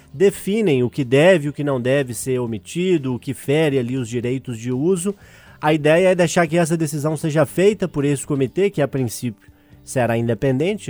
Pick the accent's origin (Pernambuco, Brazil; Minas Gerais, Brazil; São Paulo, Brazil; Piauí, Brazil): Minas Gerais, Brazil; Urucânia; also born or lived in Ponte Nova; minha cidade natal ali, Urucânia. Eu nasci em Ponte Nova, né? Já que Urucânia não tinha maternidade